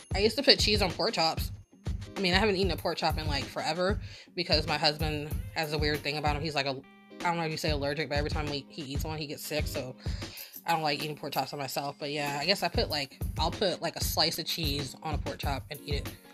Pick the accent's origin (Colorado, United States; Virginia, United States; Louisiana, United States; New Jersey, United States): Virginia, United States; Norfolk; I grew up in Norfolk, and then spent the other half of my life in Virginia Beach